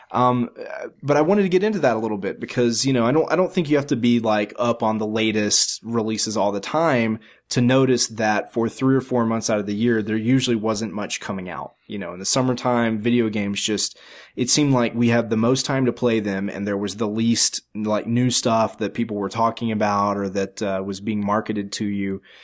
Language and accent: English; the South, United States; I grew up in the South where it's friggin' hot in the summer